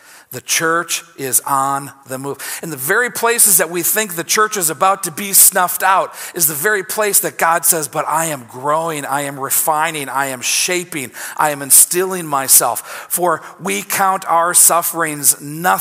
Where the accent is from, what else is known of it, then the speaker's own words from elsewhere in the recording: United States; As American Christians